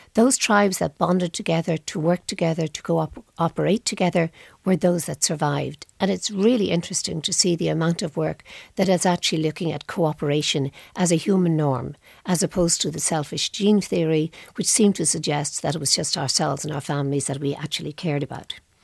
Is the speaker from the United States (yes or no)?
no; Ireland; I come from Ireland.